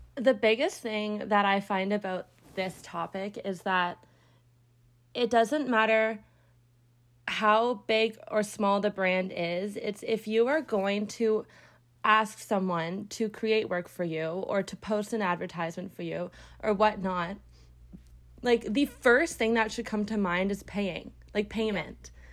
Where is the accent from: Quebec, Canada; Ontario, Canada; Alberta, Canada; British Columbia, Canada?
Ontario, Canada; Brampton; I am from Brampton, Ontario. It's close to Toronto